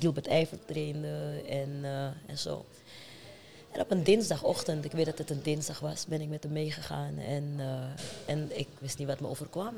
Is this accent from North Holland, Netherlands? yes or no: yes; Amsterdam, North Holland, Netherlands; also born or lived in Paramaribo, Suriname; Ik ben geboren in Paramaribo, maar vanaf mijn tiende getogen in Amsterdam.